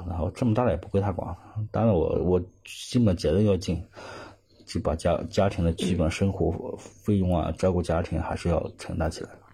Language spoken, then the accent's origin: Chinese; Hunan, China; moved away as an adult; now in Guangzhou, China; 湖南也是偏南方，又，特别是我们当地